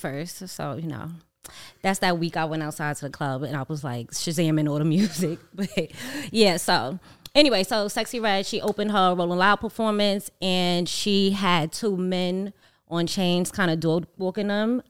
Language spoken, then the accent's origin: English; New York City, New York, United States; Growing up in Harlem